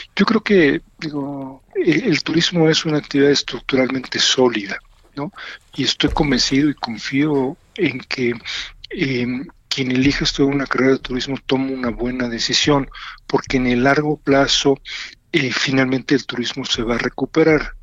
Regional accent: Mexico

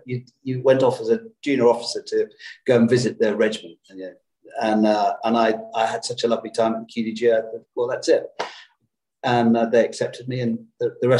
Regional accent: Birmingham, West Midlands, United Kingdom; I was brought up in Birmingham

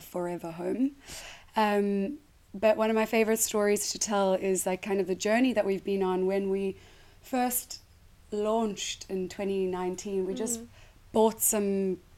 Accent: South Africa; moved away as an adult; now in United Kingdom; I am South African and I moved here 8 years ago

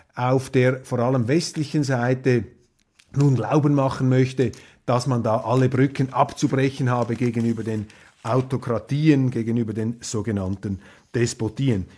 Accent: Switzerland; als Schweizer

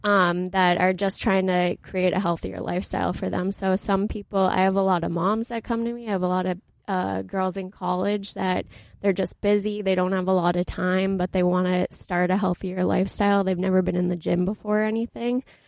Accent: Boston, Massachusetts, United States; also born or lived in New Hampshire; I ended up at University of New Hampshire, so I'm from Boston up north

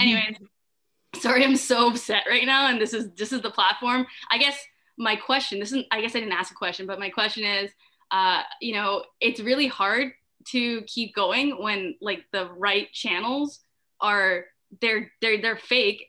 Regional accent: Ottawa, Ontario, Canada; I'm from Ottawa. I go to the University of Ottawa

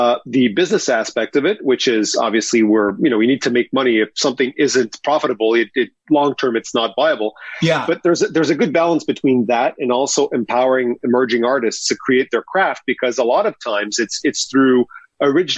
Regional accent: Montreal, Quebec, Canada; I grew up in Montreal

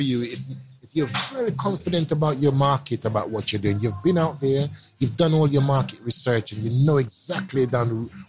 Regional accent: London, United Kingdom; when I was growing up in Brixton as a young boy

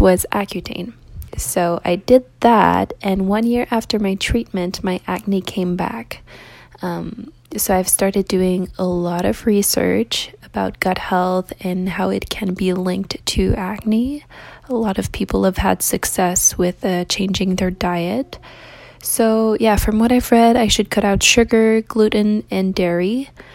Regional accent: Canada; I'm from Canada

